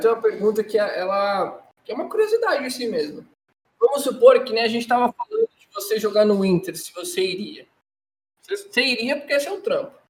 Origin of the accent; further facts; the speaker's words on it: Brazil; a gente é brasileiro